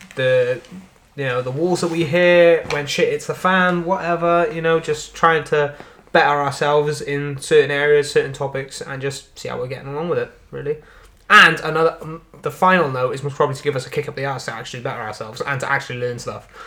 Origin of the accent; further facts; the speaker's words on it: Wales, United Kingdom; accent: Welsh; I am a Welsh boy, a mere Welsh boy